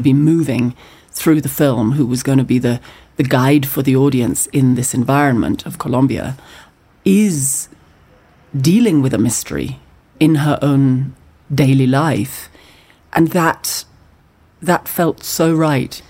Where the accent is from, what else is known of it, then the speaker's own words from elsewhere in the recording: Scotland, United Kingdom; as a Scottish person. It's something that I feel in Scotland